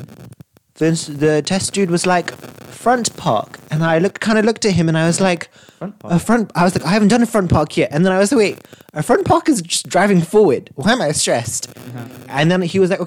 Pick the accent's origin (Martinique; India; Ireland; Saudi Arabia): Saudi Arabia; I'm from Saudi